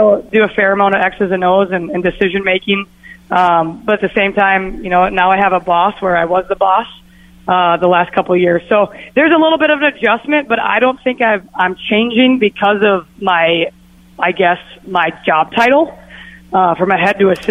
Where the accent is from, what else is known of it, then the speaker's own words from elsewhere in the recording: Minnesota, United States; us Minnesotans